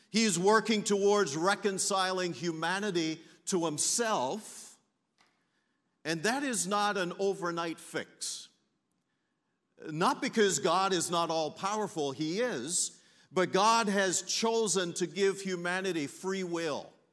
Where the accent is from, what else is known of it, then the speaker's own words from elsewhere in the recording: Belize; now in Canada; I'm from Canada, originally from Belize